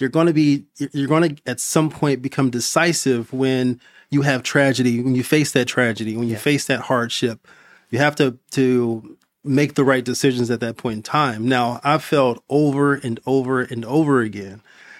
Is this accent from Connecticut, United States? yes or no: no; Compton, California, United States; I currently, I'm from Compton, California.